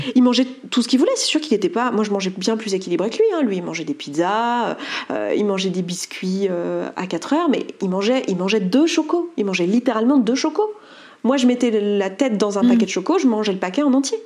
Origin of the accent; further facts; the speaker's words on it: Savoie, Auvergne-Rhône-Alpes, France; je suis savoyarde